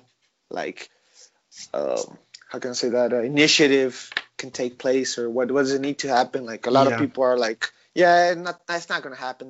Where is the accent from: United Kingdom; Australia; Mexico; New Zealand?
Mexico; born or raised there; moved away; also born or lived in El Paso, Texas, United States